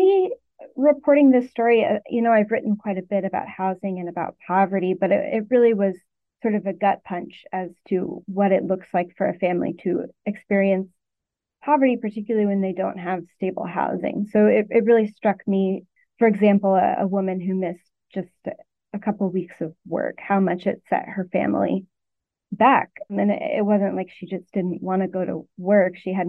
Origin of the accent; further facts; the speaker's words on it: Arkansas, United States; moved away as an adult; now in Connecticut, United States; Since then, I'm from Arkansas and worked there for 5 years, first as a reporter on the style desk and then on the investigative team, and moved up to Connecticut in 2021